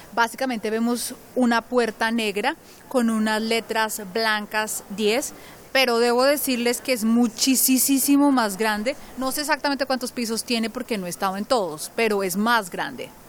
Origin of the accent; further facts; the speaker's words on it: Colombia; now in London, United Kingdom; soy orgullosamente colombiana.